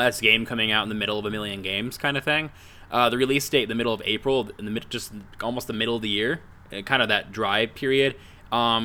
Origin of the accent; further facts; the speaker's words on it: United States; as an American